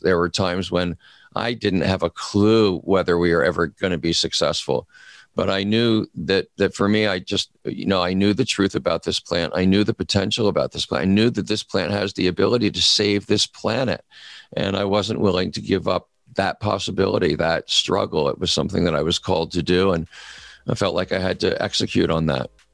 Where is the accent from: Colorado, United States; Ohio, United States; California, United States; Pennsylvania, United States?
California, United States; my home state of California